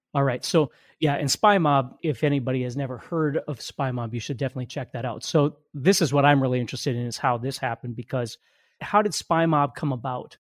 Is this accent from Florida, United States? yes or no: no; Fargo, North Dakota, United States; I'm from Fargo, North Dakota.